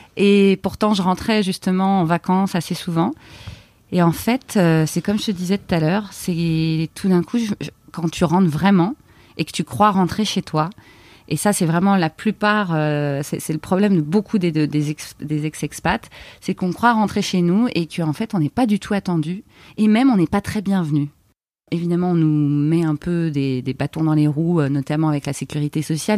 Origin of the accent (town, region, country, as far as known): France; moved away as an adult; also born or lived in Canada